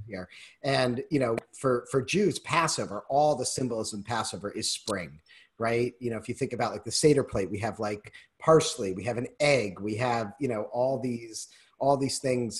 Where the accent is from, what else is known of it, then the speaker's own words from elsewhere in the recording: Newton, Massachusetts, United States; now in Wisconsin, United States; I grew up in Newton, and so we actually grew up skiing at Wachusett Mountain